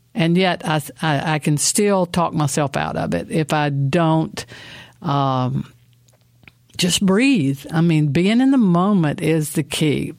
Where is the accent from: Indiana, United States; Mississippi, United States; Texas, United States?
Mississippi, United States; moved away; also born or lived in Asheville, North Carolina; I was born in Mississippi